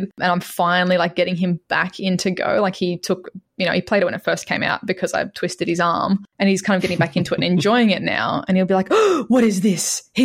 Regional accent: Australia; from Australia

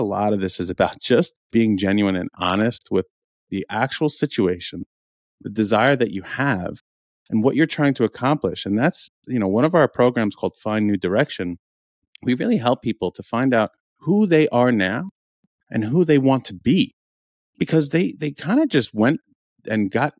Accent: New York, United States; We were both born and raised in New York

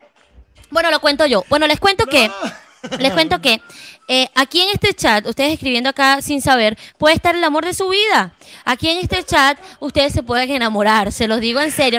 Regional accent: Venezuela; now in Bucaramanga, Colombia

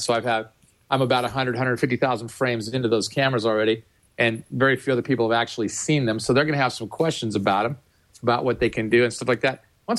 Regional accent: Midwest, United States; I'm using that as a unisex term because I'm from the Midwest.

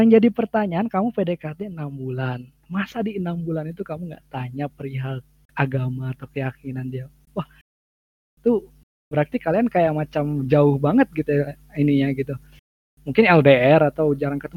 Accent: Bandung, West Java, Indonesia; aku orang Bandung

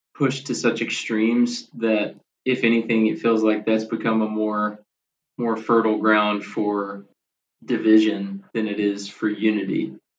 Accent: Bowling Green, Kentucky, United States; moved away as an adult; now in Nashville, United States; I grew up in Bowling Green, Kentucky, like an hour north of Nashville, where I live now.

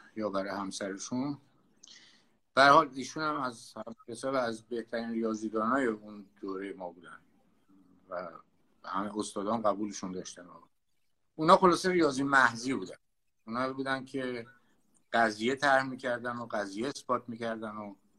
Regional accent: Tehran, Tehran Province, Iran; من بچه تهرانم در واقع یعنی هم تهران به دنیا آمدم تهران بزرگ شدم

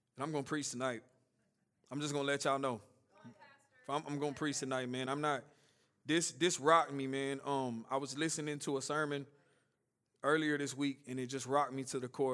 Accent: Nashville, Tennessee, United States; I grew up here in Woodbine, and just a short version of my story, I grew up in, out here in South Nashville

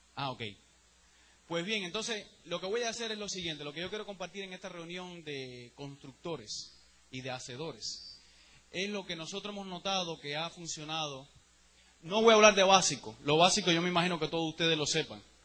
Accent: Cuba; now in United States; Yo soy el mismo cubano de Cuba

